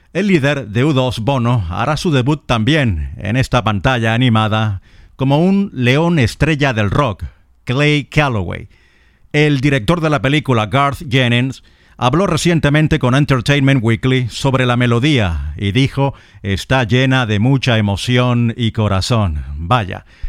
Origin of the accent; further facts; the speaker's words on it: Lechería, Anzoátegui, Venezuela; en mi ciudad natal, en Puerto La Cruz, en Lechería, donde no nací pero sí crecí y viví los años mozos, los años adolescentes